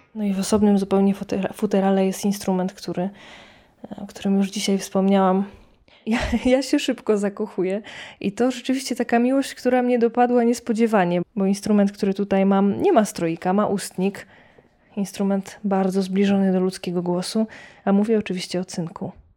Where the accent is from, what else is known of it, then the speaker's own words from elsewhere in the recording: Poniatowa, Lublin Voivodeship, Poland; Pochodzę z takiej małej miejscowości pod Lublinem, Poniatowa